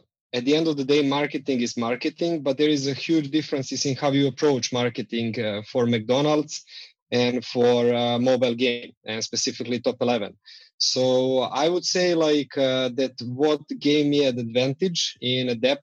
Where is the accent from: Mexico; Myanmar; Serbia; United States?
Serbia; Belgrade; So we are based in Belgrade, Serbia.